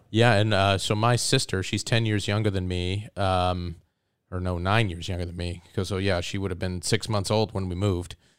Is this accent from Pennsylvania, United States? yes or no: no; Soldotna, Alaska, United States; also born or lived in Ohio; I grew up in the Kenai Soldotna area. I, I moved there with my family when I was nine